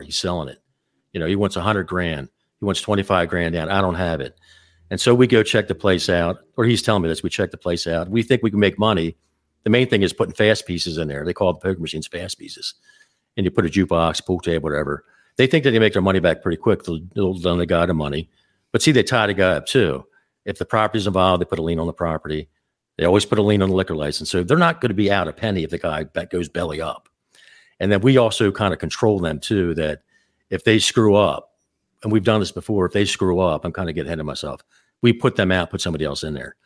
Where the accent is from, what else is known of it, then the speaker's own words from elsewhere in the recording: Baltimore, Maryland, United States; I was born in Baltimore, Maryland